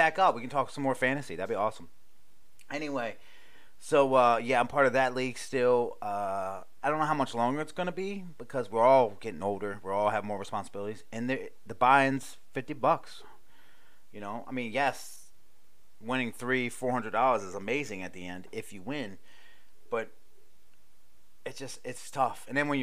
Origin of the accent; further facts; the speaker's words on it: Maryland, United States; moved away; also born or lived in Hawaii; I'm from Maryland